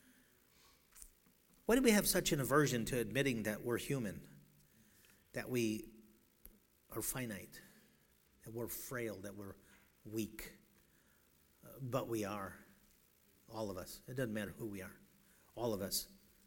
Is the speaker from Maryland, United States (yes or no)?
no; Chicago, Illinois, United States; now in Seattle, United States; I'm from Chicago. That's where I got to learn how to drive